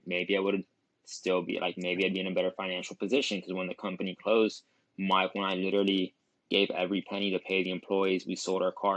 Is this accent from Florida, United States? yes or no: yes; Miami, Florida, United States; I was born and raised in Miami, Florida, to an immigrant family